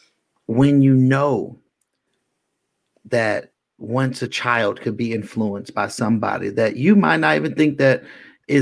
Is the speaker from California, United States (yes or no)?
yes; Bay Area, California, United States; I'm from the Bay Area where we have the famous East 14th Street